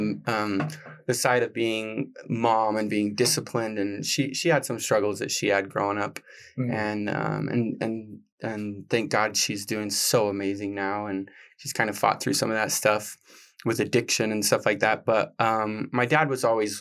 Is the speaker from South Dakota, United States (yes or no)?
no; Utah, United States; I grew up in Utah